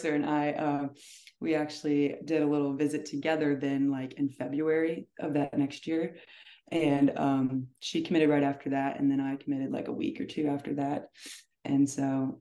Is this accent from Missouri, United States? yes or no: yes; O'Fallon, Missouri, United States; someone from my hometown